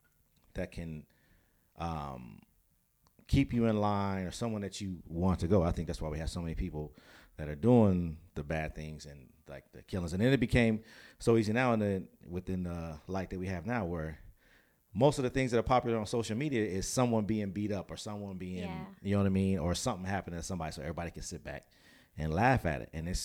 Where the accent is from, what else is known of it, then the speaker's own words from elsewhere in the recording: Pasadena, California, United States; we always point to where I grew up in Pasadena.